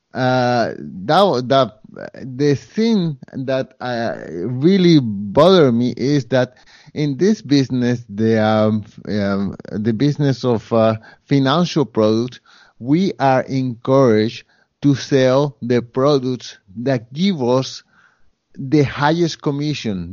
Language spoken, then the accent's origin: English; Colombia; now in Montreal, Canada; I come from Colombia, and at the time that I came, Colombia was a poorer country.